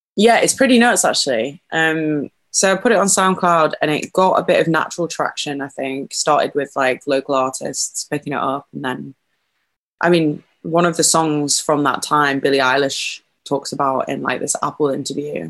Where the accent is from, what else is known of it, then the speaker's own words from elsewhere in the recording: a little town just north of Liverpool, North West England, United Kingdom; also born or lived in York; I was born in York, but grew up in uh, this little town just north of Liverpool